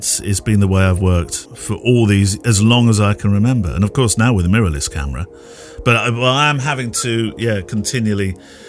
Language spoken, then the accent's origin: English; England, United Kingdom; I'm English.